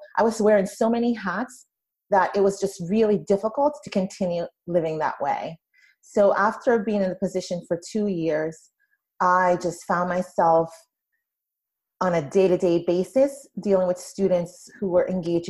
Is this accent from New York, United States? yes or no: yes; Brooklyn, New York, United States; I came from a really difficult childhood. I grew up in Brooklyn, New York, and I went to school where children were not, their needs were not being met.